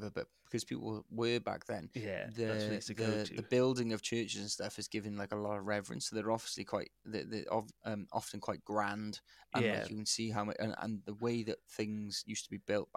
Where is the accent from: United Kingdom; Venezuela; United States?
United Kingdom; Wales